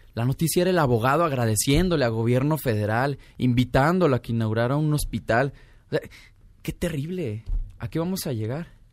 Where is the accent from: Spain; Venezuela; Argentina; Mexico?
Mexico; Zacatecas; Yo soy originario de Zacatecas